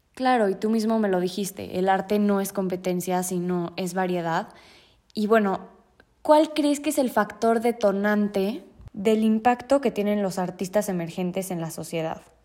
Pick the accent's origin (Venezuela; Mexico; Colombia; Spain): Mexico